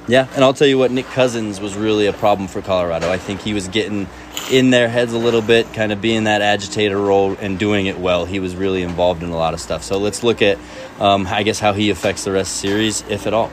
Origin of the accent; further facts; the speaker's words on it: Spain; moved away; I'm from Spain